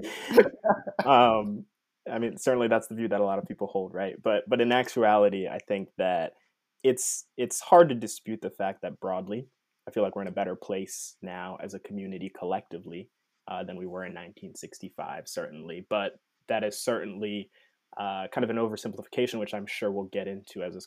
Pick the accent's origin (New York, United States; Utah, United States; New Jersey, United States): New Jersey, United States; I am now back home in my home state of New Jersey